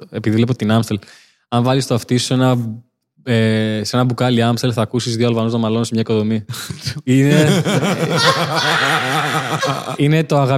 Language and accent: Greek; Crete, Greece; accent: Cretan; Ε, στο χωριό όταν ήμουν είχα κριτική προφορά. Χωριάτικη, φουλ, βοσκαρά.